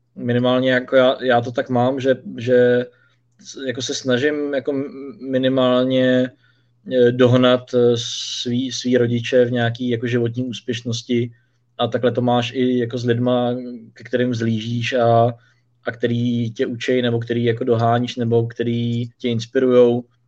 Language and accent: Czech; Czechia; u nás v Čechách